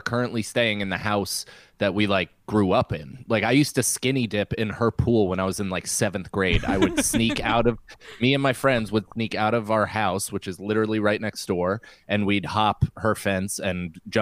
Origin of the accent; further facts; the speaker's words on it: New York, United States; I mean, that's that's what being a New Yorker is, I feel like, is being comfortable crying in front of thousands of people.